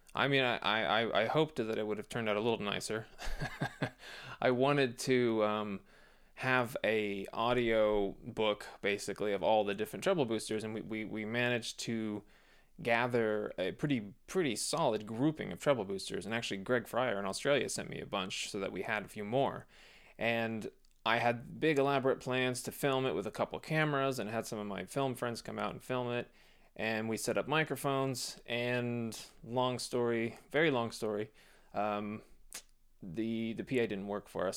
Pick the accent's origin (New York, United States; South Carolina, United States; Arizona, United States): Arizona, United States; Phoenix; born or raised there